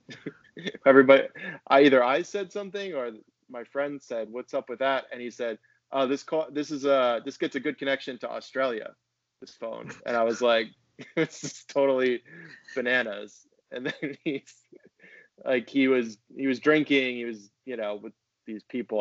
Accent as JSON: {"language": "English", "town": "Boston", "region": "Massachusetts", "country": "United States", "tie": "born or raised there", "said": "I grew up in Boston or outside Boston"}